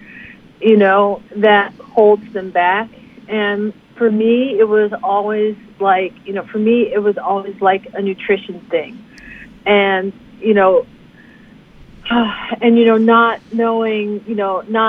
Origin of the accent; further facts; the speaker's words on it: Detroit, Michigan, United States; I'm from Detroit, and my parents come from a southern background. My dad's from Georgia